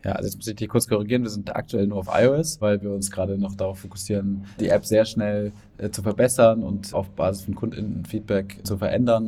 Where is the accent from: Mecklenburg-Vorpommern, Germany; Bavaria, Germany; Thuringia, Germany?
Bavaria, Germany; Erlangen; also born or lived in Munich / Berlin; Ich komme aus Erlangen und bin Gründer von Forget Finance